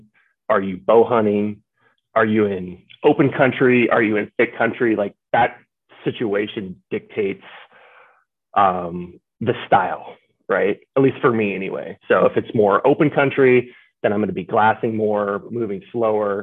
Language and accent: English; Washington, United States; born and raised in Washington